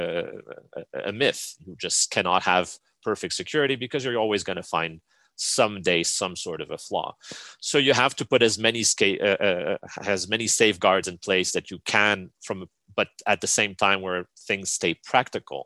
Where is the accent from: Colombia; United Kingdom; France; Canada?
Canada; me as a Canadian